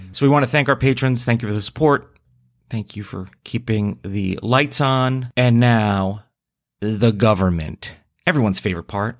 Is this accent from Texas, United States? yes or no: no; New Jersey, United States; my home state of New Jersey